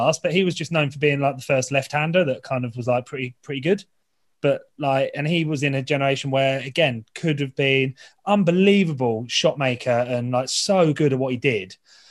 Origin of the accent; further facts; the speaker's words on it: England, United Kingdom; being an Englishman